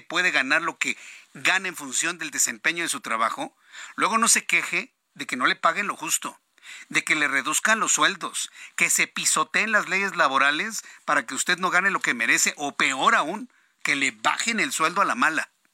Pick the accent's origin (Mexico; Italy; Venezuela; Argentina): Mexico; como mexicanos